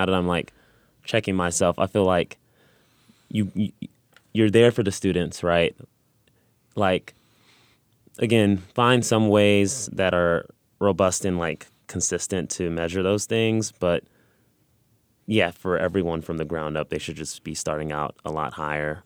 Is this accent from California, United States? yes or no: yes; Los Angeles, California, United States; now in Missouri, United States; I'm originally from California, Los Angeles